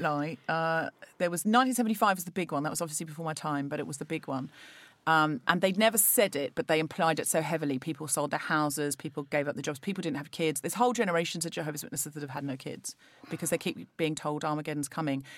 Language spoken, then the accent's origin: English; Australia; now in London, United Kingdom; I was brought up Church of England, a perfectly standard, uh, you know, experience as an Australian